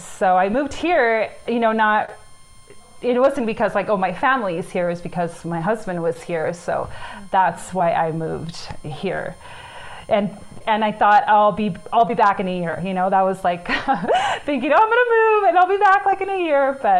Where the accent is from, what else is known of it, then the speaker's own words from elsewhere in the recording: California, United States; moved away as an adult; also born or lived in Orange County, California; now in Zapopan, Mexico; I am Mexican, even though, you know, I was born and raised in California. But yeah, my parents met in California. My mom's originally from Tijuana